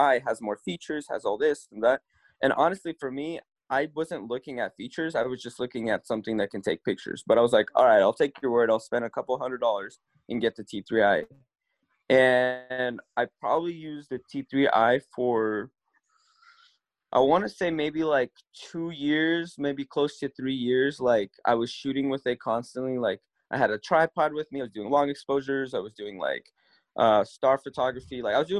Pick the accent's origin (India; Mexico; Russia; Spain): Russia; now in California, United States; I moved here from Russia about 21 years ago and been living my entire life in California.